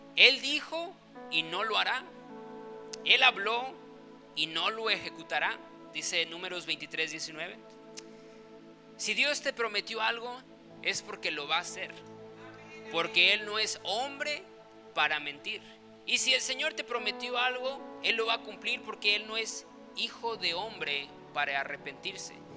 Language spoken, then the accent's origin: Spanish; Chiapas, Mexico; also born or lived in Guadalajara, Jalisco; cuando tenía seis años, pues nos movimos aquí a Chiapas